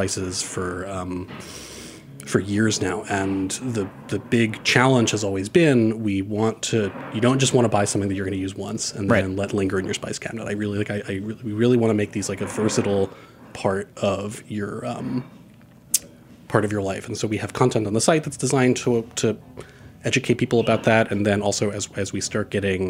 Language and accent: English; New York City, New York, United States; I grew up in Forest Hills, Queens, which is sort of right on the border of where like Queens becomes urban to suburban